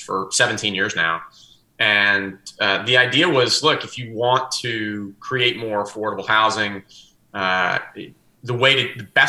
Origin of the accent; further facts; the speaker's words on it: New Orleans, Louisiana, United States; moved away as an adult; now in Atlanta, United States; I was born and bred in New Orleans, so I'm still a Saints fan, even though I've been in Atlanta more than 20 years now